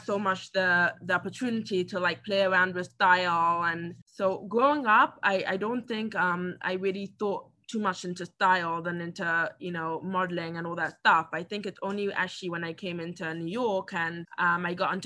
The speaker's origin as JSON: {"language": "English", "region": "England", "country": "United Kingdom", "tie": "born or raised there", "moved": "yes", "lives_now": "United States", "said": "I grew up in England"}